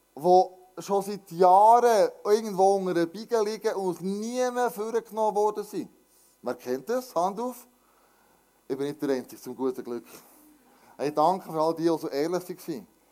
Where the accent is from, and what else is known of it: Switzerland